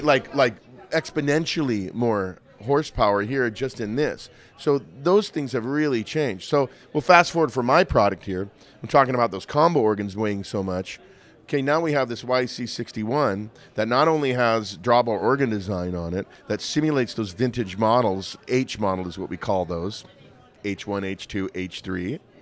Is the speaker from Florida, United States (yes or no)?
no; Montana, United States; I grew up in Montana